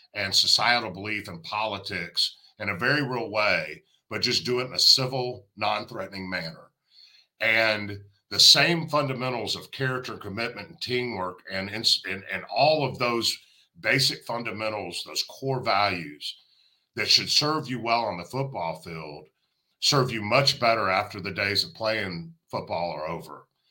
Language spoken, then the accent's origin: English; the South, United States; I'm from the South